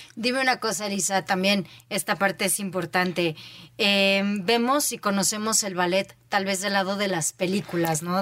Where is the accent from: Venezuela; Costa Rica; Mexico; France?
Mexico; State of Mexico; por ser mujer, por ser mexicana, por ser mexiquense